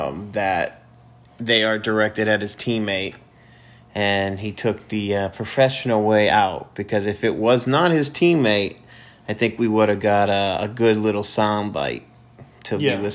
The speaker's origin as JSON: {"language": "English", "region": "Massachusetts", "country": "United States", "said": "I'm from Massachusetts"}